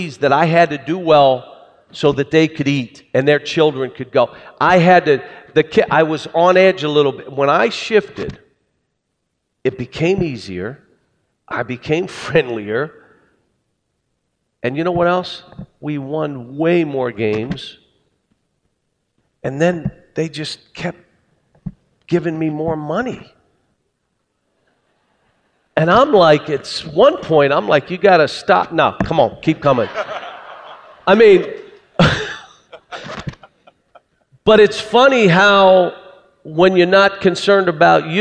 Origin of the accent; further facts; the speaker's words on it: Pittsburgh, Pennsylvania, United States; I grew up in Pittsburgh